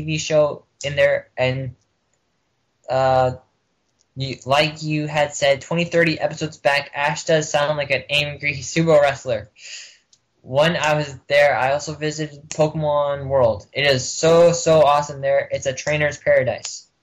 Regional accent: Canada; I'm Canadian

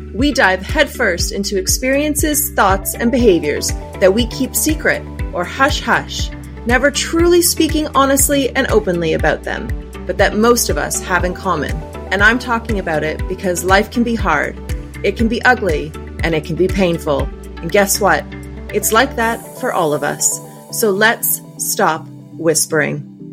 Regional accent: Canada; accent: Canadian; My Canadian accent

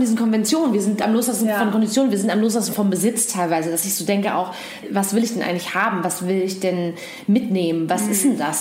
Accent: East Germany, Germany; Ich bin ja auch noch im Osten groß geworden oder hab, bin da geboren auf jeden Fall

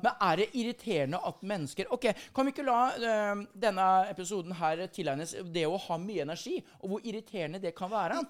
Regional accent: Sarpsborg, Østfold, Norway; moved away as an adult; now in Bergen, Norway; jeg er jo stolt av eh, den hjemplassen min, Sarpsborg

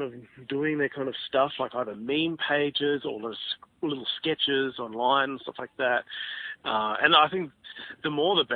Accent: Campbelltown, New South Wales, Australia; I grew up in Ed's in Campbelltown out in, Western Sydney

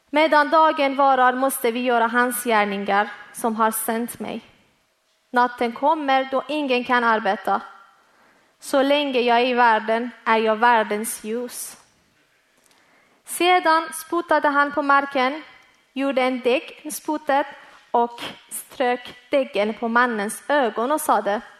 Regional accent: Iran; Swedish is a second language; now in Malmö, Sweden; Jag är född och uppväxt i Iran och kom till tro på Jesus efter jag kom hit tillsammans med min familj 2014.

